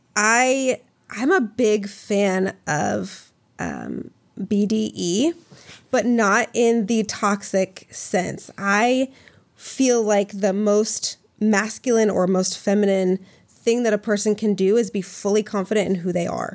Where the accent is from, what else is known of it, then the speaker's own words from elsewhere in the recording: Minnesota, United States; I grew up in Minnesota